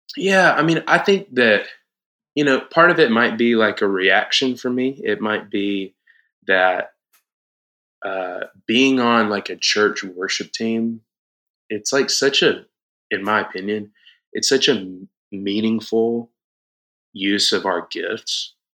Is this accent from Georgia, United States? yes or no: yes; Moultrie, Georgia, United States; moved away as an adult; now in Atlanta, United States; I grew up in church in South Georgia, like almost Florida, okay. tiny little town called Moultrie